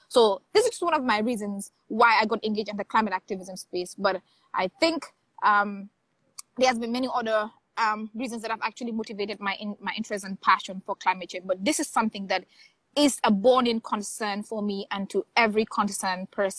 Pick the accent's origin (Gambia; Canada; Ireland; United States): Gambia; Banjul; I am from the Gambia